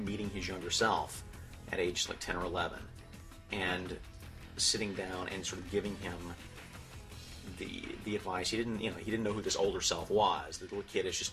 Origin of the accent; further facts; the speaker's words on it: rural Alabama, United States; moved away; I grew up in Alabama, in rural Alabama